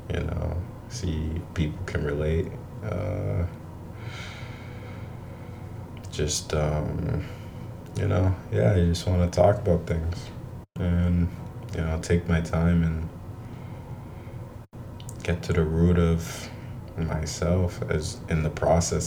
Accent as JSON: {"language": "English", "town": "Providence", "region": "Rhode Island", "country": "United States", "tie": "born or raised there", "said": "I was born in Providence, Rhode Island"}